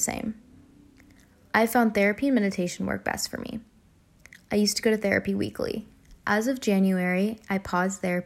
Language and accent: English; United States; As an Indian American